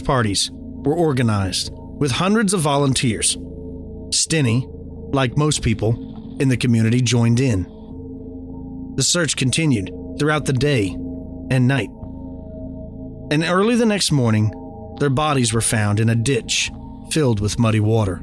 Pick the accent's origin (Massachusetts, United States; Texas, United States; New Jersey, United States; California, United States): Texas, United States; my home state of Texas